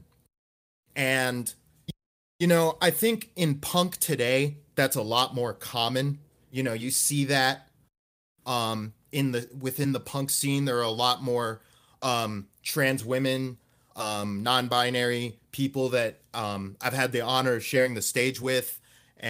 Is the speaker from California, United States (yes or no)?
no; Gainesville, Florida, United States; my hometown, Gainesville, Florida